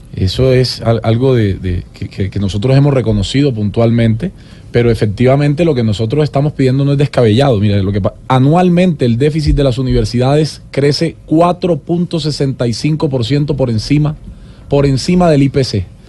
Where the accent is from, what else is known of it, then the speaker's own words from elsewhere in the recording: Sincelejo, Sucre, Colombia; moved away as an adult; also born or lived in Cartagena, Colombia; now in Medellín, Colombia; yo soy cartagenero, criado en Cincelejo Sucre y vivo hace 12 años en Medellín. O sea, que yo soy costeño y antioqueño